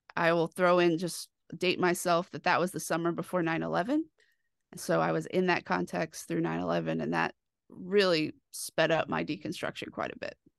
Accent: Dallas, Texas, United States; I grew up in Dallas, where I like to say I grew up in the shadows of First Baptist Dallas

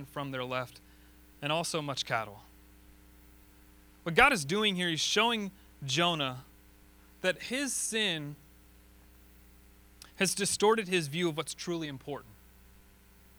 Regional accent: Florida, United States; moved away; I'm from Florida

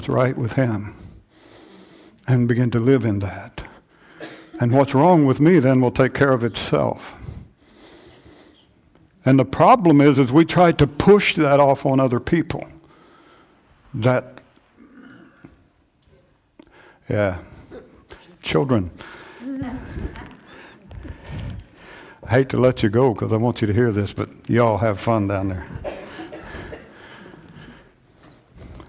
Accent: United States; us as American Christians

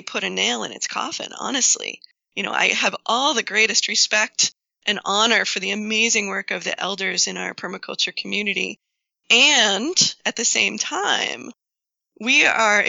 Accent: New England, United States; also born or lived in Washington; I grew up here in New England

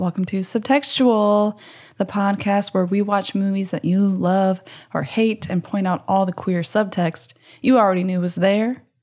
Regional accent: Baton Rouge, Louisiana, United States; also born or lived in New Orleans; This was filmed in my hometown, actually, at L S U.

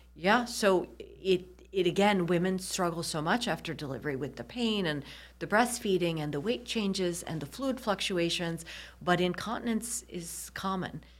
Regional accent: Michigan, United States; moved away as an adult; also born or lived in New York / Nashville / Kansas City; I grew up in Michigan.

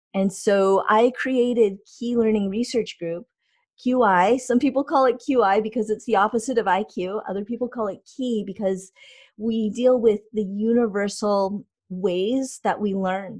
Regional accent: California, United States; moved away as an adult; also born or lived in Maryland; I grew up in California

